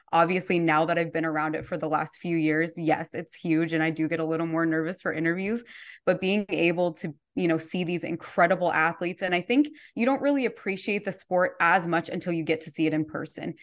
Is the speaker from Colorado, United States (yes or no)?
yes; Colorado, United States; now in Minneapolis, United States; I'm from Colorado originally. I live in Minneapolis now